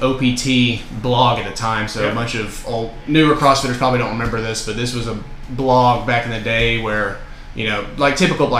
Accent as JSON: {"language": "English", "town": "Murfreesboro", "region": "Tennessee", "country": "United States", "tie": "born or raised there", "said": "I grew up in Murfreesboro."}